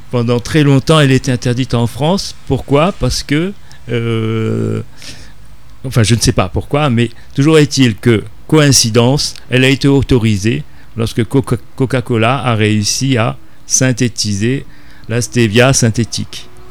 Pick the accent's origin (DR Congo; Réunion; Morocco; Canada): Réunion; en tant que réunionnais